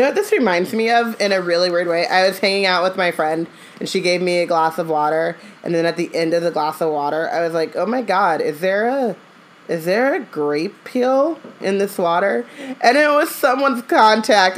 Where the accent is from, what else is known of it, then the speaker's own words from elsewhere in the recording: Orange County, California, United States; I grew up in Orange County